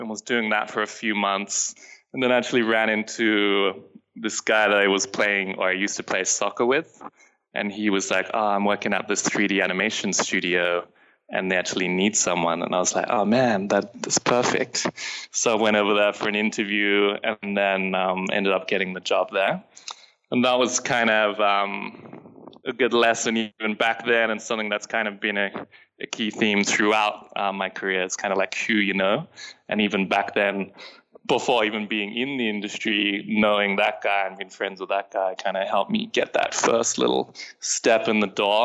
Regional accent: London, United Kingdom; also born or lived in Sydney, Australia; now in Los Angeles, United States; I was originally from London, so I wanted to go back there

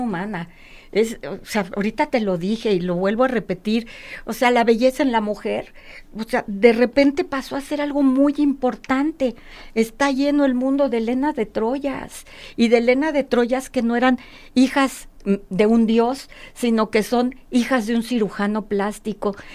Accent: Mexico City, Mexico; now in Guadalajara, Mexico; yo soy de México DF, nosotros somos de México DF

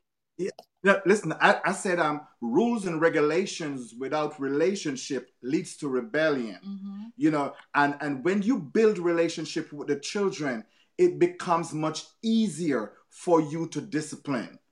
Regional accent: Jamaica; moved away; I'm from Jamaica, as a Caribbean, I had to put down my Caribbean culture real quick.

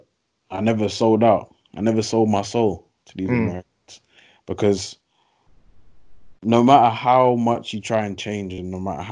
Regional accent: England, United Kingdom; moved away; also born or lived in United States; So me, I tried to keep as English as possible

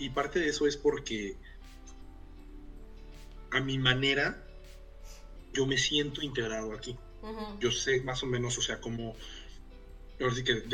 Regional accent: Mexico; moved away as an adult; now in Helsinki, Finland; el tipo de familias en las que crecimos nosotros en, las, en México, O sea, este, yo, yo hago el chiste de que yo me fui de, de ser un, eh, un mexicano clase mediero a ser un pinche inmigrante en el, en el o sea, el equivalente al Valío en, Helsinki

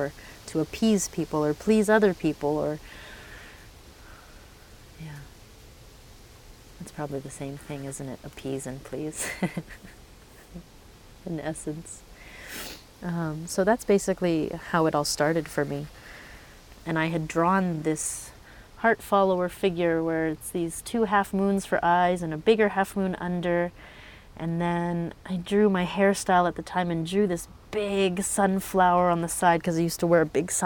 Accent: Vancouver, British Columbia, Canada; I grew up in Vancouver

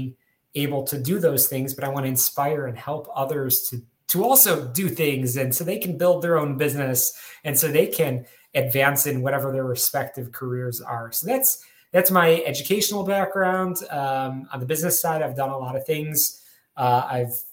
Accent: Skokie, Illinois, United States; moved away; also born or lived in Israel / Detroit / New York; I'm from Skokie, Illinois, born and raised out there

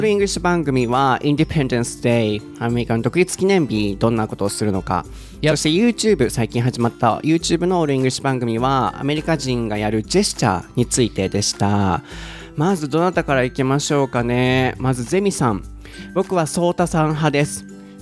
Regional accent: Kansai, Japan

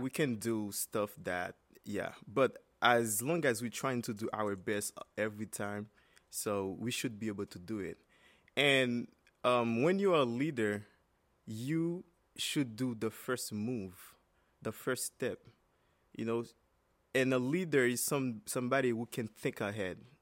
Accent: Cap-Haïtien, Nord, Haiti; moved away as an adult; now in United States; my hometown, which is Kapa Isen

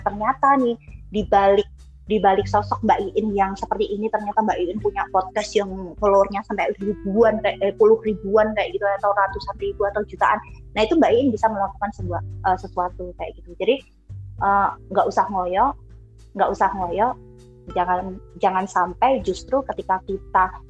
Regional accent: Surakarta, Central Java, Indonesia; kampungku aja yang udah di pasar Kliwon notabene uh, Solo

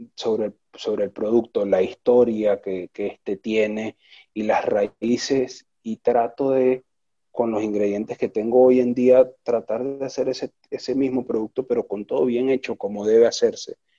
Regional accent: Venezuela; now in Buenos Aires, Argentina; yo soy un venezolano haciendo un producto casi argentino acá en Buenos Aires

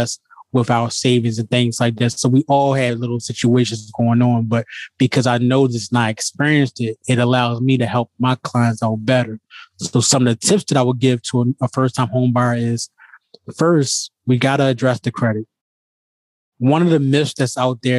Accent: Baltimore, Maryland, United States; moved away as an adult; now in outside Washington, D.C., United States; I'm originally from Baltimore, Maryland, born and bred, and I currently reside outside of D.C. now

